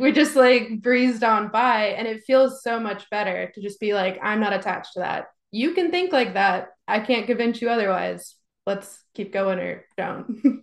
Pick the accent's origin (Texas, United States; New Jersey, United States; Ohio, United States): Texas, United States; growing up in Texas